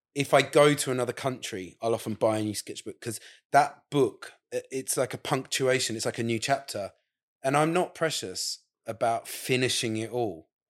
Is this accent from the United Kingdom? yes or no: yes; England, United Kingdom; also born or lived in Saudi Arabia; now in Margate, United Kingdom; being English, with an English passport